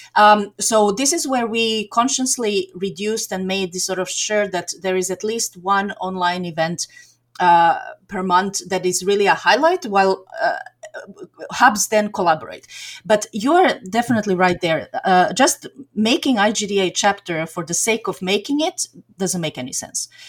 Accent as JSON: {"language": "English", "town": "Belgrade", "country": "Serbia", "tie": "born or raised there", "moved": "yes", "lives_now": "Turku, Finland", "said": "I grew up in Belgrade, Serbia, so I'm I'm originally from Serbia"}